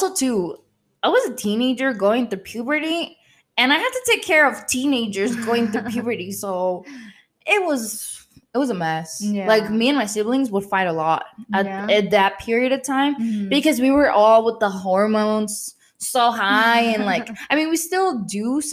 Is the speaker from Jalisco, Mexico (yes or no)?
yes; Zapopan, Jalisco, Mexico; moved away; from Zapopan. Because we all grew up over there.